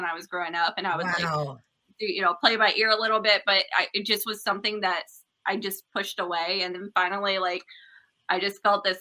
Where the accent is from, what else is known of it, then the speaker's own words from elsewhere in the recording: Ohio, United States; I am from Ohio